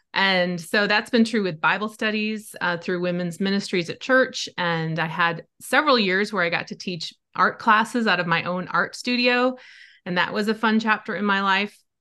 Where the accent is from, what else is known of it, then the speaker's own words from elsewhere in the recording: Wisconsin, United States; I grew up in Wisconsin. I still love it. It's still home to me